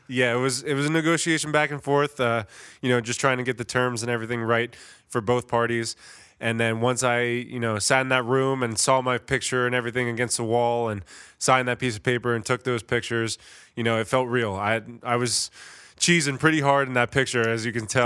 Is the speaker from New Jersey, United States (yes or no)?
yes; Middletown, New Jersey, United States; moved away as an adult; now in Philadelphia area, United States; I'm a Jersey guy. I'm from Middletown, New Jersey, which is only about an hour away from here